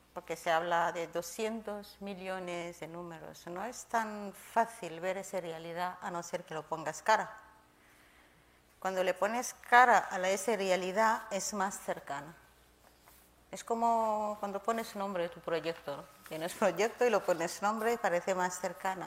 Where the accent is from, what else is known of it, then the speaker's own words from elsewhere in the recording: Kenya; now in Spain; Llegué a España hace 20 años. Yo nací en Kenia